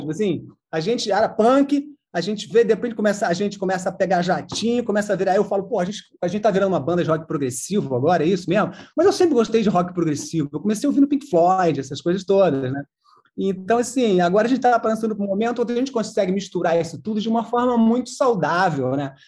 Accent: interior of São Paulo, Brazil; now in Rio de Janeiro, Brazil; eu sou do interior de São Paulo

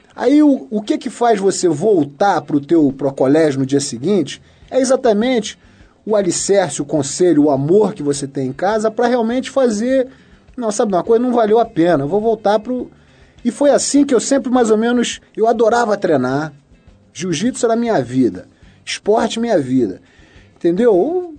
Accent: Rio de Janeiro, Brazil; Nascido e criado no Rio de Janeiro

